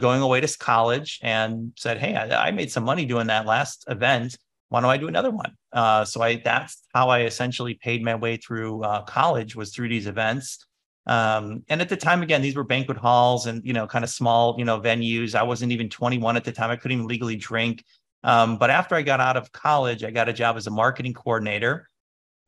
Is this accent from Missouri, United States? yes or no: no; Chicago, Illinois, United States; I'm from Chicago, and there was the whole Chicago house music movement happening